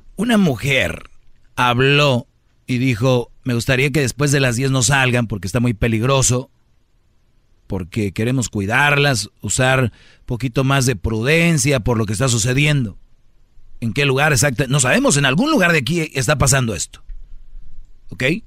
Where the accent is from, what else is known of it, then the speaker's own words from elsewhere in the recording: Mexico; Yo soy mexicano